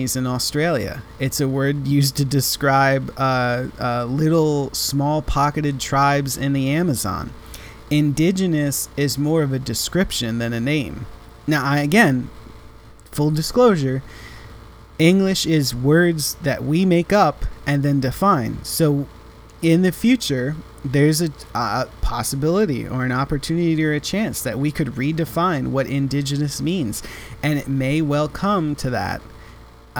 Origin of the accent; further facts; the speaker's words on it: United States; I am an American. I am a citizen of the United States.